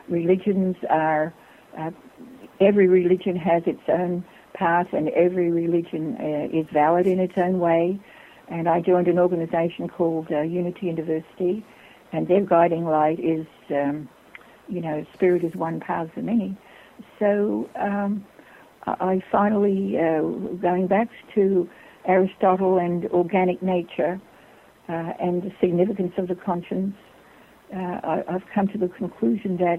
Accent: Australia; moved away as an adult; I was born in Australia

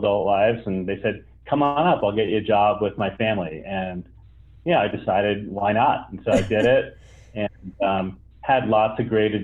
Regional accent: northern New York State, United States; moved away; also born or lived in South Florida / Alaska; I grew up part of my life in northern New York State

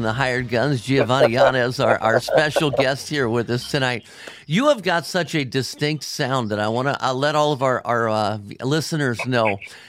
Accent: Cincinnati, Ohio, United States; you are getting ready to come to my hometown of Cincinnati, Ohio

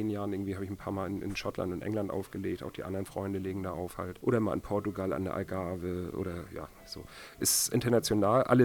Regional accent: Kiel, Schleswig-Holstein, Germany; ich komme ursprünglich aus Kiel und die Kieler Szene ist doch sehr klein und Kiel ist grau im Winter und langweilig.

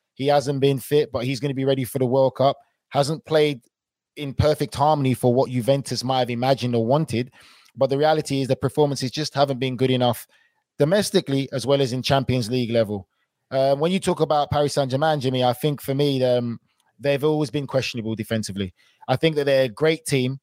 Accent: London, United Kingdom; I was born in London

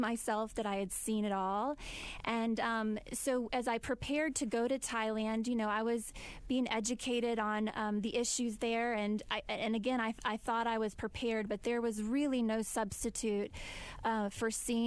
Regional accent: United States; us as American women

